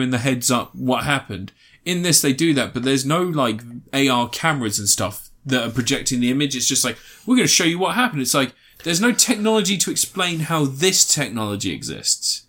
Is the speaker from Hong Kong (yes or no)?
no; United Kingdom; We are British. We live near London